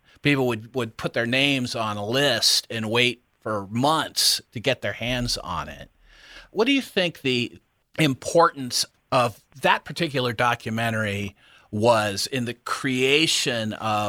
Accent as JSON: {"language": "English", "region": "Ohio", "country": "United States", "tie": "born or raised there", "also_born_or_lived": "Washington, D.C.", "moved": "as an adult", "said": "I grew up in Ohio. I moved to Washington, D.C. in 1983."}